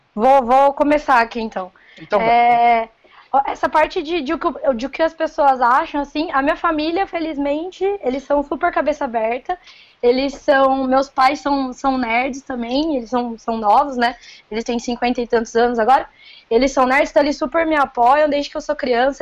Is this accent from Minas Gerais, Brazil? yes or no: no; Paulínia, São Paulo, Brazil; accent: caipira; Sou daqui do interior de São Paulo, sou de Paulínia